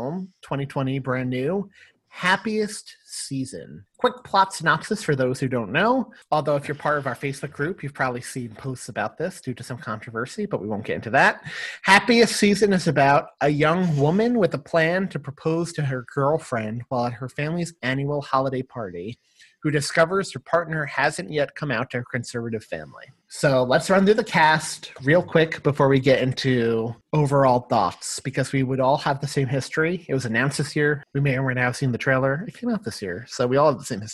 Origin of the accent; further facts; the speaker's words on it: New York, United States; As a New Yorker